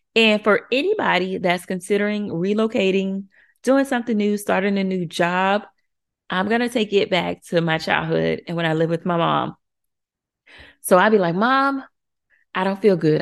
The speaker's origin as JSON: {"language": "English", "region": "Florida", "country": "United States", "moved": "as an adult", "lives_now": "Chicago, United States", "said": "I'm from Florida. We are from Florida. We are true Floridians."}